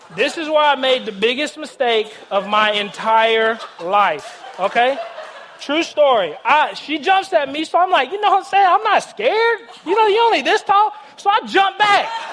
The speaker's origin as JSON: {"language": "English", "town": "Nashville", "region": "Tennessee", "country": "United States", "tie": "born or raised there", "said": "I grew up in Nashville, Tennessee, born and raised"}